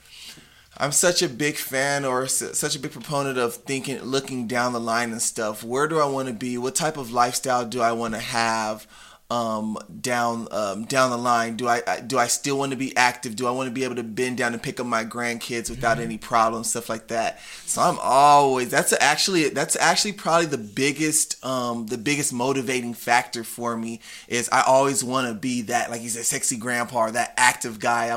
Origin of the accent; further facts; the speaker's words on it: Nigeria; I'm Nigerian